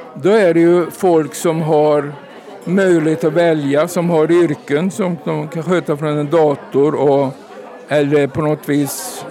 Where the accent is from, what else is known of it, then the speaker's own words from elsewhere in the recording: Värmland, Sweden; hemma i Värmland